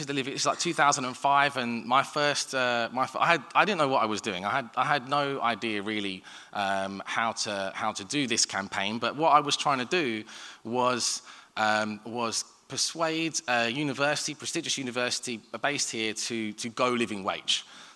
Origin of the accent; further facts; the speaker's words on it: London, United Kingdom; I grew up in Southeast London